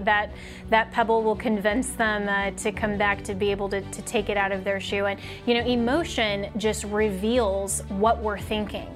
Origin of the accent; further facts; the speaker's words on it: Colorado, United States; my home state of Colorado